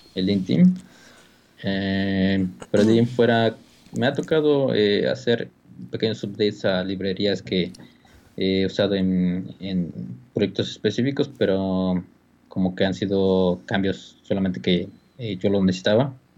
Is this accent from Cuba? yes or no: no; Mexico; moved away as an adult; now in California, United States; como mexicanos